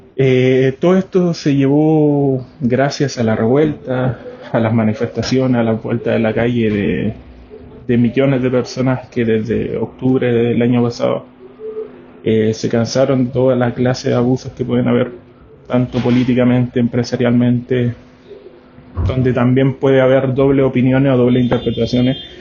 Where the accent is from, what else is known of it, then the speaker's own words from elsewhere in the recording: Antofagasta, Chile; soy chileno, antofagastino de 28 años